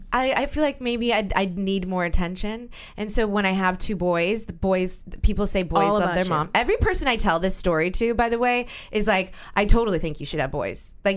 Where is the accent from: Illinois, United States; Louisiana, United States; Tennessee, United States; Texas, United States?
Louisiana, United States; New Orleans; now in New York, United States; You know I'm from New Orleans.